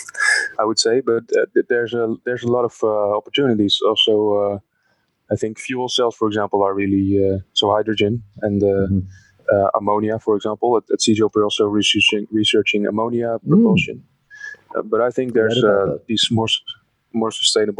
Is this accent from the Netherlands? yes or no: yes; Netherlands; I was born in the Netherlands, and my family is also from here, partly from Belgium, though. I'm part Belgian, part Dutch